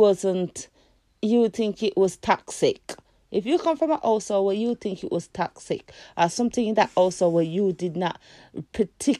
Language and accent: English; Jamaica; also born or lived in England; now in United Kingdom; I come from a country where there's no rules. And even if it's rules, people broke them every day. I was born in Jamaica.